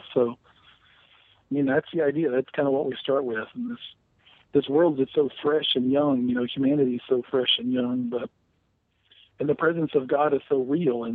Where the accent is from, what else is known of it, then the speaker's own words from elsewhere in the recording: the South, United States; my background and growing up in the South